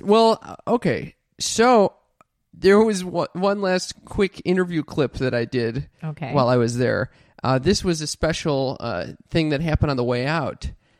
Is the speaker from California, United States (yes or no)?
yes; Los Angeles, California, United States